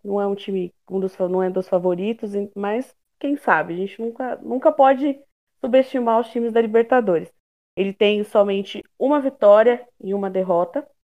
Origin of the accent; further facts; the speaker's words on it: Brazil; eu, como uma boa brasileira raiz